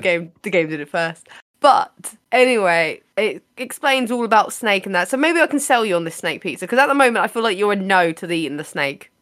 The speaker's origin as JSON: {"language": "English", "country": "United Kingdom"}